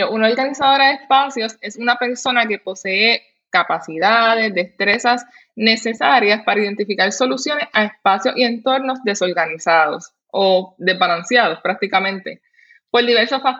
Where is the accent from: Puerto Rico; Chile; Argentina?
Puerto Rico; soy puertorriqueña, tengo 32 años, soy madre y esposa.